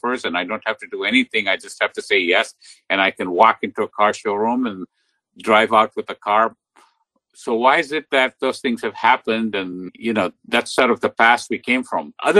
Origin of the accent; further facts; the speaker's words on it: India; moved away as an adult; now in United States; I grew up in India, and my undergraduate education was in India